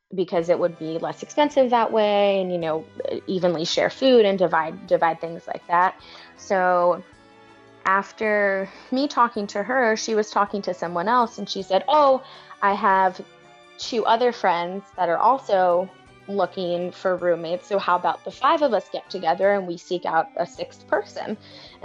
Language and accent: English; New York City, New York, United States; Growing up in New York City